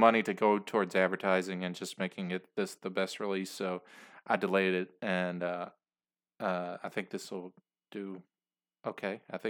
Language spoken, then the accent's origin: English; Louisville, Kentucky, United States; I live in Louisville, Kentucky, and I'm from there. Okay. Originally from there.